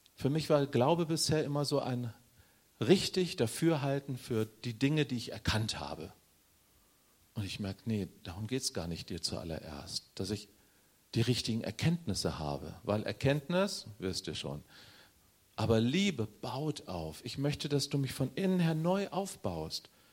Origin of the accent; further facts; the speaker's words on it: Northern Germany, Germany; ich bin Norddeutscher